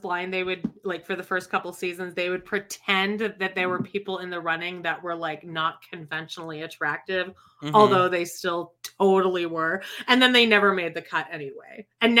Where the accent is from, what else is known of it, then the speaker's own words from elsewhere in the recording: Calgary, Alberta, Canada; I'm from Calgary. It's like a cowboy town.